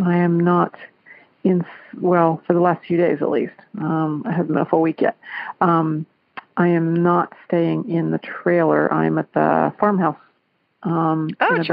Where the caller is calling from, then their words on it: Clarksville, Ohio, United States; I'm calling from Clarksville, Ohio